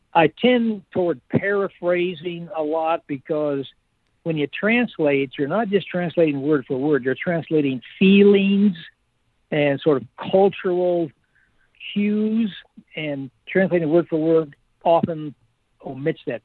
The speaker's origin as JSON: {"language": "English", "country": "United States", "said": "I am a patriot. I'm not uh, anti American. I am an American"}